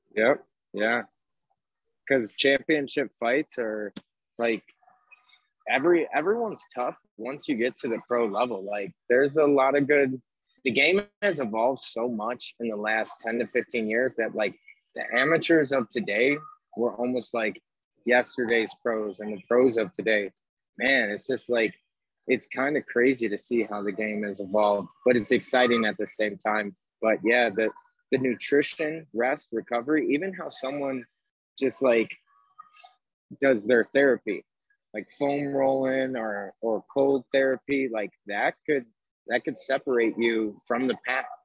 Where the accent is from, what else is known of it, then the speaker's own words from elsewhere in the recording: Chicago, Illinois, United States; I'm from Chicago